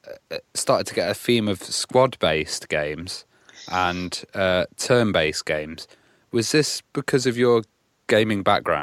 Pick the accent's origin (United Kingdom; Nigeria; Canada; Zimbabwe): United Kingdom; Nottingham, East Midlands; We're from Nottingham